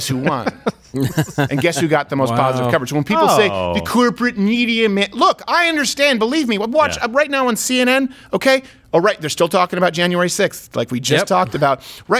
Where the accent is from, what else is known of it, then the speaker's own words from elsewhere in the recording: Canada; as a Canadian